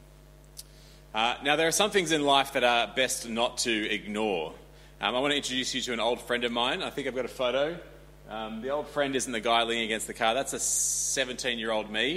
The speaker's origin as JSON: {"language": "English", "country": "Australia", "tie": "born or raised there", "said": "I grew up in Australia"}